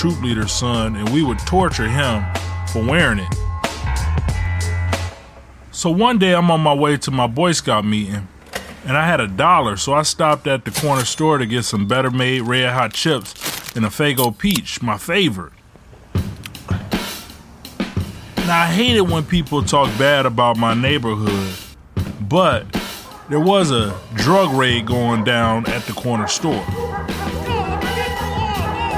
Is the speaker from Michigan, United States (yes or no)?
yes; Detroit, Michigan, United States; also born or lived in Ecorse, Michigan; we moved from Detroit to Ecorse.